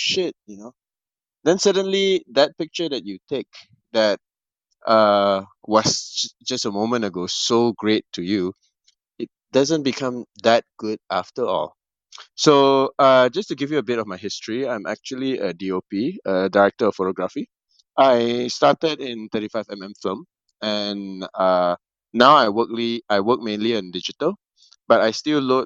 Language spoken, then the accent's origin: English; Malaysia; one of the more renowned director in my country. I'm from Malaysia